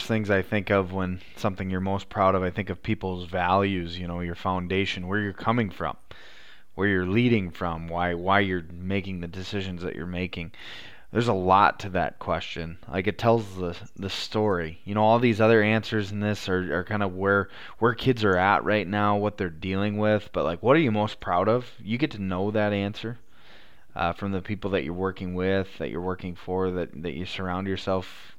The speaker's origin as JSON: {"language": "English", "region": "South Dakota", "country": "United States"}